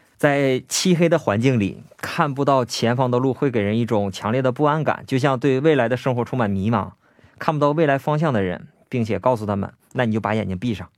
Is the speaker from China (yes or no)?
yes; Northeast China, China; 我是东北人嘛